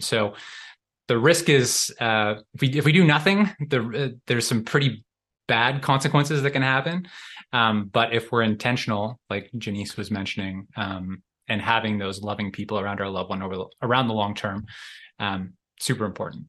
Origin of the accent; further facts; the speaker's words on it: Canada; I'm from Canada